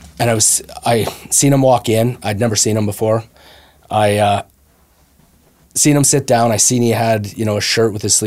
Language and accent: English; Brooks, Alberta, Canada; I grew up around in Brooks, Alberta